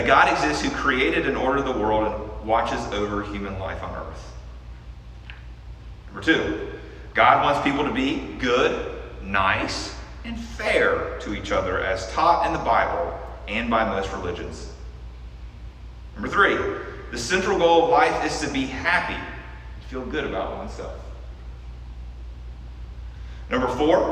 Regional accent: United States; by virtue of being an American

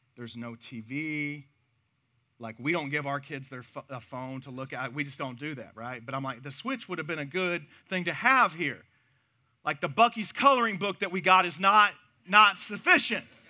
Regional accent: Missouri, United States; now in Texas, United States; my home state of Missouri

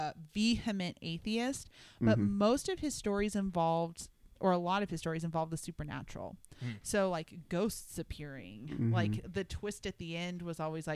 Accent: El Paso, Texas, United States; moved away; El Paso, which is my hometown

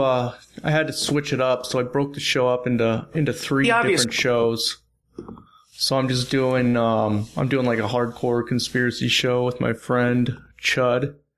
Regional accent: Portland, Oregon, United States; I grew up in Portland, Oregon.

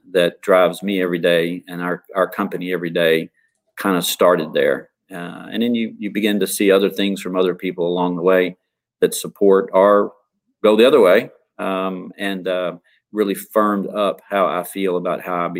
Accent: East Texas, United States; moved away as an adult; also born or lived in San Antonio, Texas / El Paso, Texas; now in Kansas City, United States; I grew up in a small town of 500 people in East Texas, went to school and in San Antonio ultimately, and ended up in El Paso, Texas for 20 years as an attorney

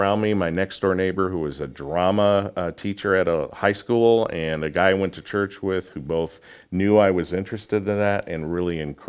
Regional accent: Waukegan, Illinois, United States; now in Peoria, United States; Waukegan, Illinois. Northeast suburb.

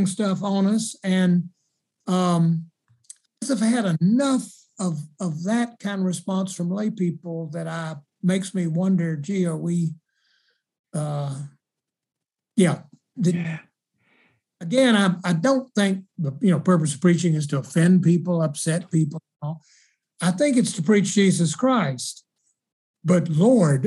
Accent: South Carolina, United States; I'm from South Carolina and I was there in the 70s

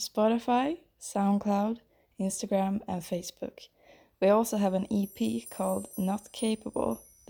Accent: Sweden; We are two songwriters from Sweden

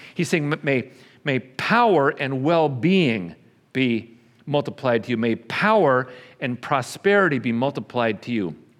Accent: New York, United States; also born or lived in Texas; now in Bartlesville, United States; I was not born in Oklahoma, I was born in New York. Spent a lot of years in Texas

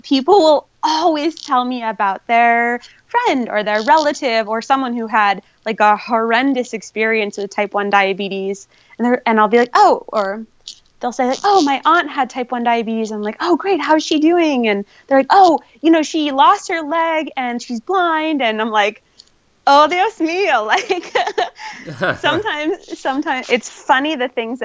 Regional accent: New Hampshire, United States; now in Reno, United States; growing up in New Hampshire

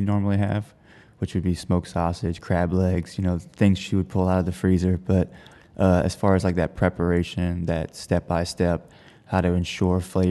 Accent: Houma, Louisiana, United States; I grew up in Houma, Louisiana, very close to multiple bayous

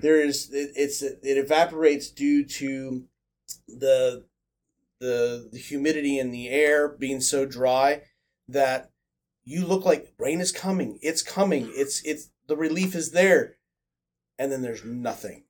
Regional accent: Midwest, United States; moved away; growing up in the Midwest

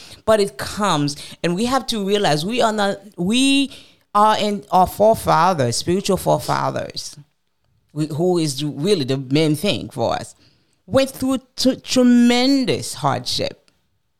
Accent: United States; I'm going to speak as an American.

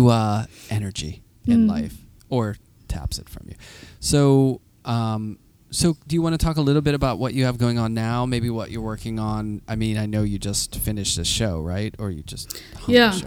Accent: Pittsburgh, Pennsylvania, United States; now in Brooklyn, United States; when I go back to Pittsburgh, I feel like, this is my hometown

